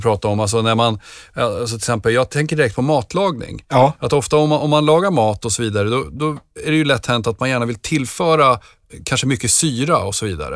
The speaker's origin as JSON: {"language": "Swedish", "town": "Nyköping", "region": "Södermanland", "country": "Sweden", "said": "Jag kommer ju från Nyköping"}